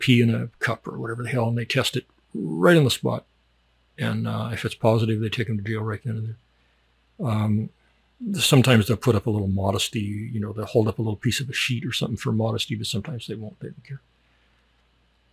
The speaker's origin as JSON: {"language": "English", "country": "United States", "moved": "as an adult"}